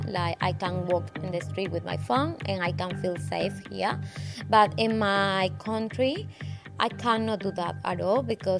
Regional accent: Valledupar, Cesar, Colombia; English is a second language; moved away as an adult; now in Cairns, Australia; My hometown is Valledupar. It's up on the north. The weather is a tropical. We don't have seasons.

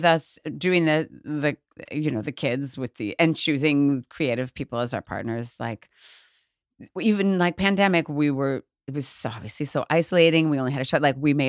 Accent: Chicago, Illinois, United States; So Chicago, or outside of Chicago.

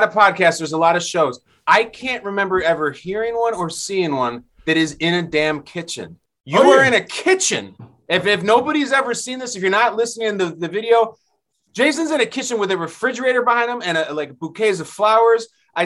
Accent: Chicago, Illinois, United States; I grew up in Chicago.

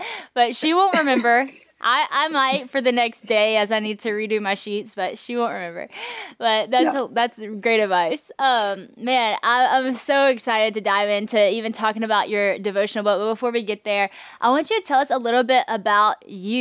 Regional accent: Monroe, Louisiana, United States; Monroe, Louisiana, right here where I'm from

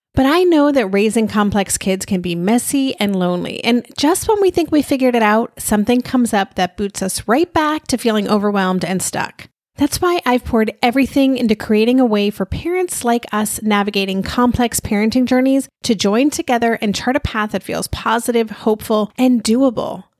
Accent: New York, United States; as a New Yorker

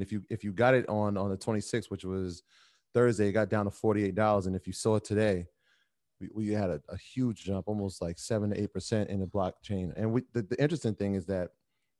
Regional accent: New York, United States; as being a New Yorker

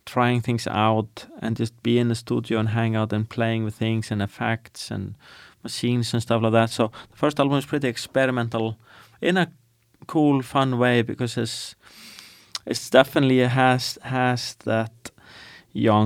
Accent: Iceland; growing up in Iceland, where it's like dark and depressing 9 months of the year and cold

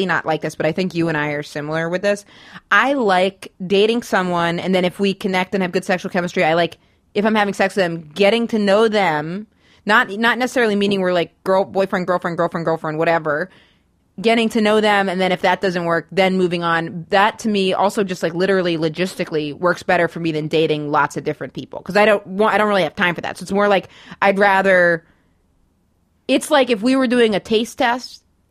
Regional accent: Maine, United States; born or raised there; moved away

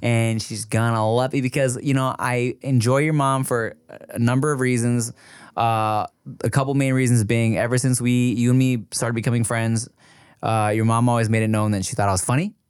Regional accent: Paramount, California, United States; I grew up in Paramount

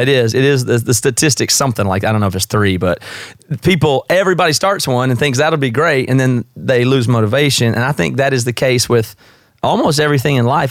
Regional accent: South Carolina, United States; moved away as an adult; now in Seattle, United States; I'm from the South. I'm from South Carolina originally, but I've been here about 16 years

